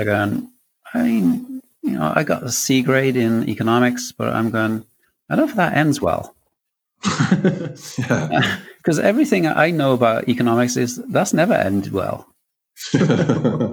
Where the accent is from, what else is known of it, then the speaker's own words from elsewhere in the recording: Wales, United Kingdom; growing up in Wales is, you know, you come out of school and you don't leave school with a great deal